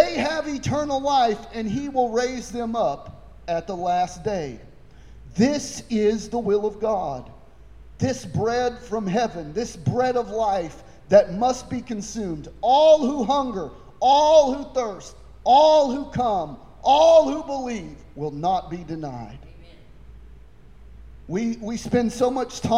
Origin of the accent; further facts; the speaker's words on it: Coffeyville, Kansas, United States; I was born in Coffeyville. I was raised in Coffeyville.